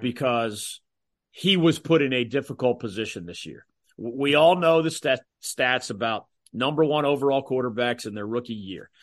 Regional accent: Philadelphia, Pennsylvania, United States; now in North Carolina, United States; my hometown team originally

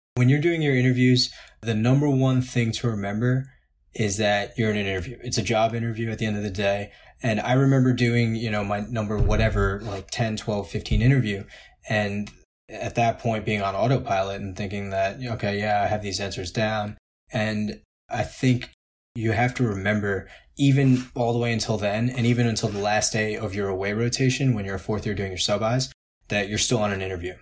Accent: New York, United States; now in Hershey, United States; I'm from New York, I'm from a big city

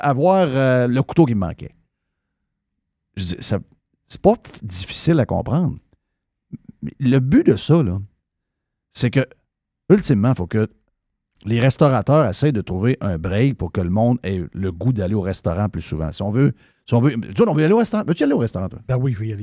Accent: Saguenay, Quebec, Canada; moved away as an adult; je suis parti du Saguenay, j'avais 20 ans

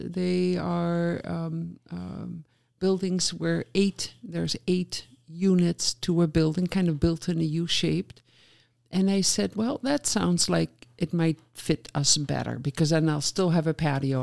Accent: Netherlands; moved away as an adult; now in Oshkosh, United States; I grew up in the Netherlands just at the tail end of the … in the '60s

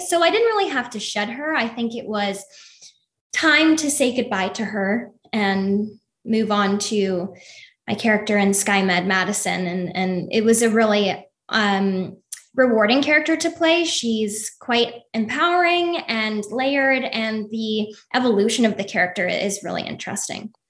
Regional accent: Toronto, Ontario, Canada; moved away as an adult; now in Los Angeles, United States; I'm originally from Toronto, Canada

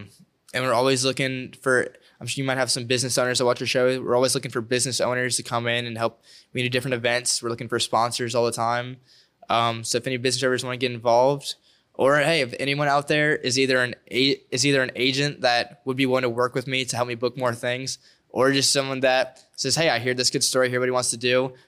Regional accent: Denham Springs, Louisiana, United States; I'm around the area. I'm from Denham.

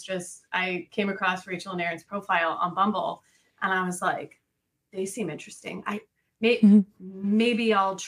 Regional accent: Missouri, United States; moved away as an adult; also born or lived in Colorado; now in Florida, United States; I grew up in Missouri

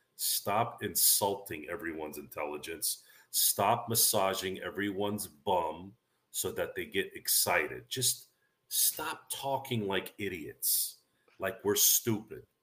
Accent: Central Valley, California, United States; we grew up around the Central Valley

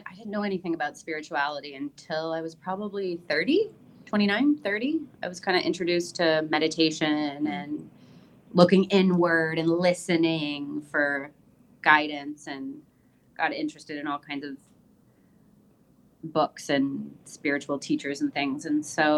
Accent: Windsor, Ontario, Canada; also born or lived in New York City; now in Puerto Vallarta, Mexico; I grew up in Windsor, Ontario, and I went to school with what seemed like all Jewish

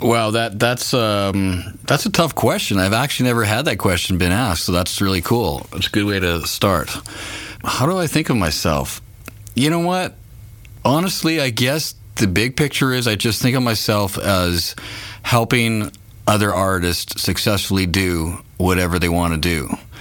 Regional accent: Canada; we're Canadian, so we are up in Canada

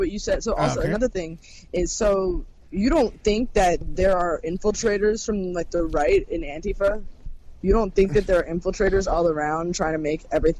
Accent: New York City, New York, United States; No, I'm from fucking Brooklyn.

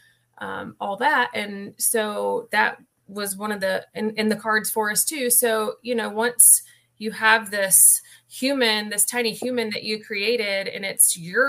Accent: Huntersville, North Carolina, United States; moved away as an adult; now in Seneca, United States; I grew up in Huntersville, North Carolina, and I worked in finance for 20 years-ish

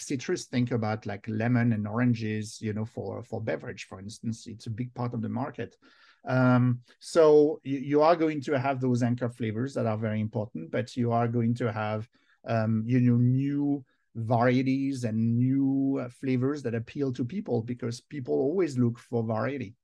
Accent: Versailles, Île-de-France, France; English is a second language; moved away as an adult; now in United States; I was born in France, and now I'm both, in fact, uh, American and French. I've been twenty years now here in the U S.

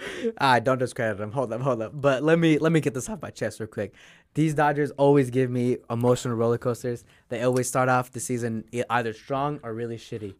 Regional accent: Utah, United States; I'm from Utah

